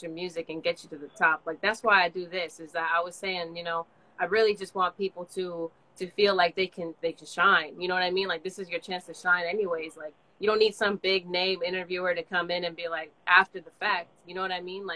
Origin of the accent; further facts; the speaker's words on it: the Bay Area, California, United States; I'm from the Bay